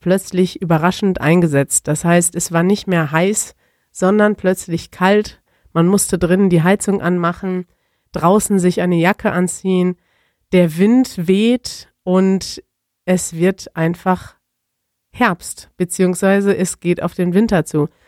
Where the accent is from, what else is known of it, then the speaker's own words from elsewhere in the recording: Germany; als Deutscher